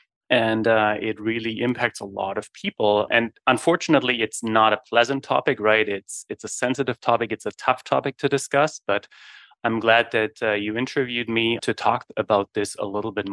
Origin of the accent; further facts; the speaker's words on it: Germany; moved away as an adult; now in Winnipeg, Canada; I was born and raised in Germany in the early 80s.